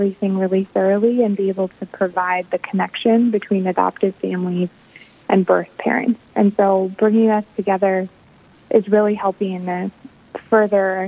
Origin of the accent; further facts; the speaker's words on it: St. Paul, Minnesota, United States; now in Bismarck, United States; I'm originally from St. Paul, Minnesota, but I now live in Bismarck with my husband